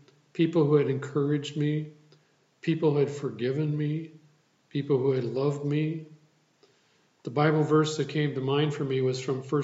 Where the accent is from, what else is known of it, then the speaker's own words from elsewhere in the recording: Sand Creek, Wisconsin, United States; moved away; I returned to my hometown of Sand Creek and my home church, New Hope Lutheran Church